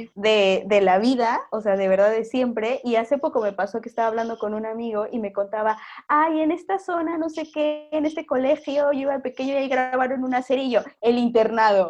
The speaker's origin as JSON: {"language": "Spanish", "country": "Mexico", "also_born_or_lived": "Peru", "moved": "as an adult", "lives_now": "Spain", "said": "soy mexicana, estoy en mi tierra, ¿sabes? En mi país, con mi gente"}